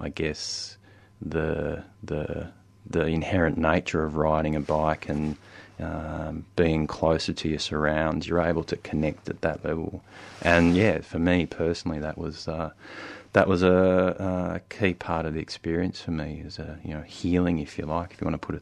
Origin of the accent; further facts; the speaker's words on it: Albury, New South Wales, Australia; also born or lived in Wodonga, Victoria; now in Melbourne, Australia; I grew up in Albury, Wodonga